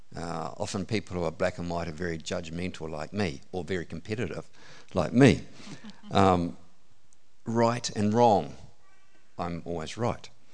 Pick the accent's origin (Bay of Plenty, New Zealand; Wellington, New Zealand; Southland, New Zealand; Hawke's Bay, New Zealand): Southland, New Zealand; Gore; now in Warkworth, New Zealand; I was born in Southland, Gore. is where I grew up.